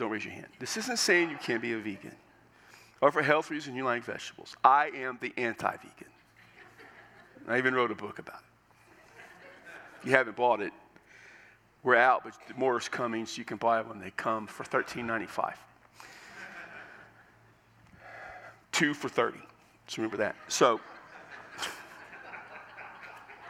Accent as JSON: {"language": "English", "country": "United States", "said": "as an American"}